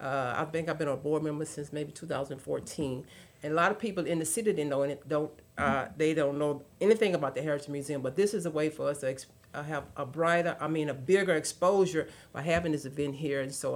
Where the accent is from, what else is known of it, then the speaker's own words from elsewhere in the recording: Willis, Texas, United States; also born or lived in Conroe, Texas; I grew up 8 miles away. I grew up in the big city of Willis, Texas. Willis. I came to Conroe in 1980